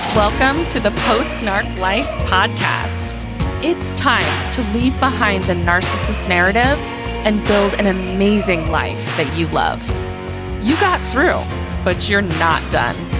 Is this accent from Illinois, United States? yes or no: no; Louisiana, United States; also born or lived in Utah; now in Houston, United States; I grew up in Louisiana